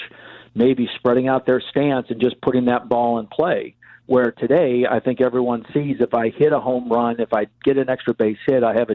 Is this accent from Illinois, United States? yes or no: yes; Chicago, Illinois, United States; growing up on the North Side